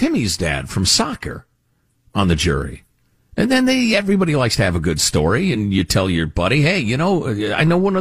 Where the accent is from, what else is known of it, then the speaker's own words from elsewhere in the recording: United States; as an American